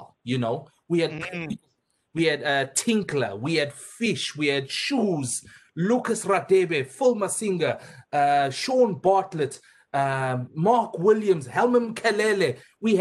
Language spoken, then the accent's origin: English; South Africa; a young South African